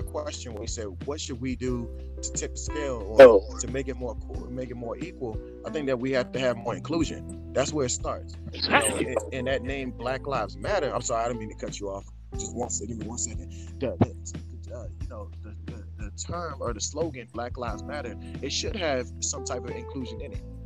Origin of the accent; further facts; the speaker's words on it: United States; also born or lived in Sierra Leone; I'm African. I grew up in America since I was 1 year old, but I'm African